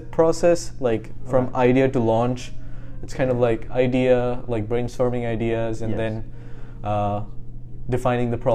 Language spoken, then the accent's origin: English; India; now in California, United States; I'm from India